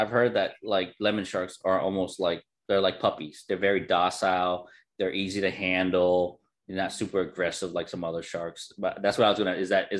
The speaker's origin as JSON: {"language": "English", "region": "Florida", "country": "United States", "said": "I'm from Florida"}